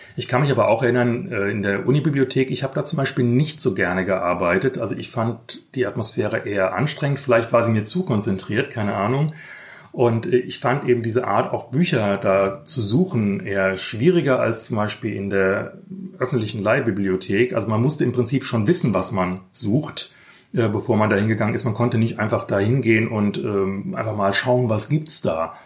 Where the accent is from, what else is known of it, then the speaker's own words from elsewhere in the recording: Frankfurt am Main, Hesse, Germany; Ich bin ja in der Innenstadt aufgewachsen, ganz nah an dieser Stadtbibliothek.